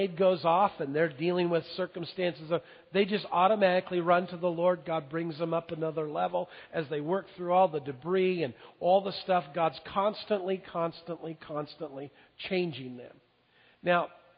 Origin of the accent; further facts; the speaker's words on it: Longview, United States; I was raised in Longview